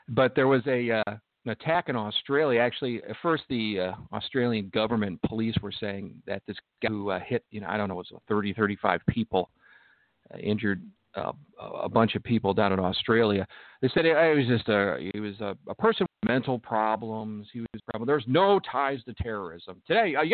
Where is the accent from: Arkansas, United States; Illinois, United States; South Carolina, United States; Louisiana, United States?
Illinois, United States; Chicago; now in Southern California, United States; I grew up in Chicago, but let me tell you, after 20 years here